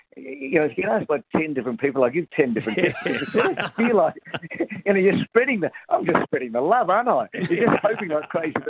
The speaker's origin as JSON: {"language": "English", "region": "South Australia", "country": "Australia", "tie": "born or raised there", "said": "a kid growing up in South Australia."}